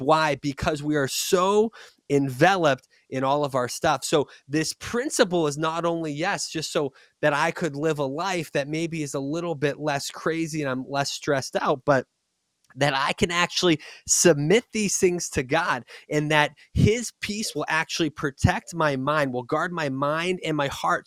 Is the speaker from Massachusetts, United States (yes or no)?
yes; Boston, Massachusetts, United States; moved away; also born or lived in Texas; I'm from Boston